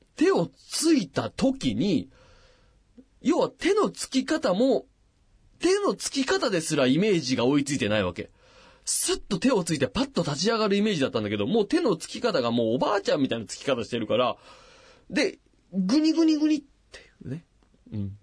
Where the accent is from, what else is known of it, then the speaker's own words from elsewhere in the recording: Machida, Tokyo, Japan; 僕もあのサッカーの町、町田で育ってますから